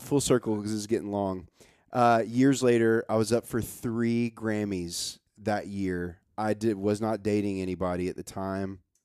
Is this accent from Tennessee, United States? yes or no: yes; Nashville, Tennessee, United States; moved away as an adult; I grow up in Nashville